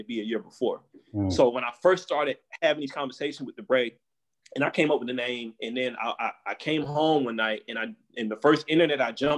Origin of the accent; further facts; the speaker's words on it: Goldsboro, North Carolina, United States; moved away as an adult; also born or lived in East Coast; now in San Francisco Bay Area, United States; I'm from Goldsboro. I'm half the city is Black